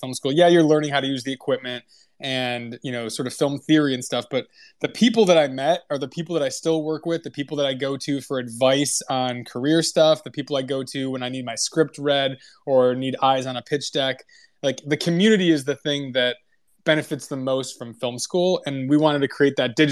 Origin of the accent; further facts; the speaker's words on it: Midwest, United States; moved away; both Matt and I came from the Midwest